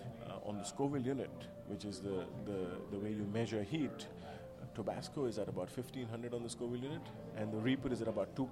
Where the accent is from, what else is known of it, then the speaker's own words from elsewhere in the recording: India; now in New York, United States; I grew up in India.